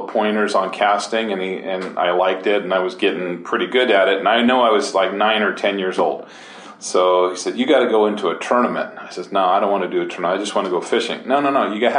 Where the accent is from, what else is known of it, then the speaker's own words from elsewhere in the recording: San Francisco, California, United States; I grew up in San Francisco, you know, the big city of San Francisco